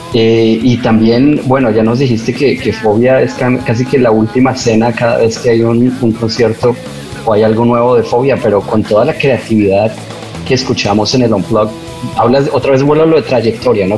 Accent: Colombia; así lo llamamos los colombianos

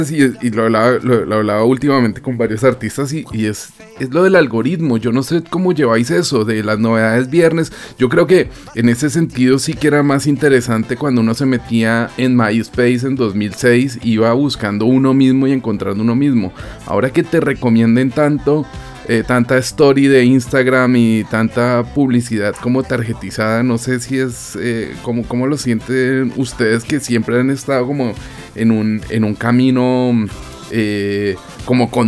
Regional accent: Montcada i Reixac, Catalonia, Spain; no solo en Barcelona, porque soy de Moncada y Rechac

